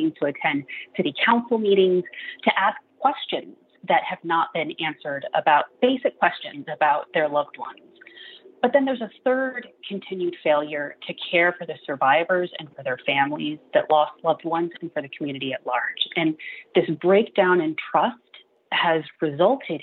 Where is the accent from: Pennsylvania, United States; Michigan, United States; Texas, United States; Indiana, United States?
Texas, United States; Uvalde; I'm from Uvalde. It's my hometown. I was born and raised there, attended public schools all the way through